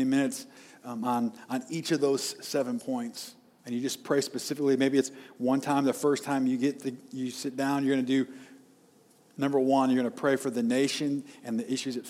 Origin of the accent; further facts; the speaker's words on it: United States; as American citizens